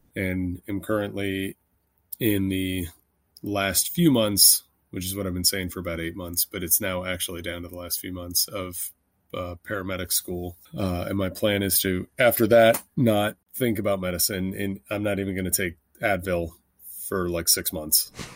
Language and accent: English; Washington, District of Columbia, United States; moved away as an adult; also born or lived in Los Angeles / Philadelphia / Haiti / Kentucky; I grew up in Washington, D C, and then moved